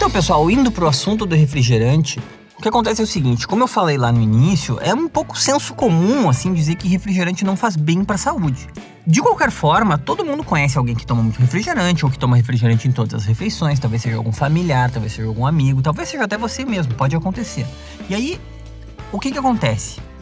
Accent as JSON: {"language": "Portuguese", "area": "Gaúcho", "region": "Rio Grande do Sul", "country": "Brazil", "accent": "gaúcho", "said": "falando do meu sotaque, né? Falando que o idioma português é gauchado"}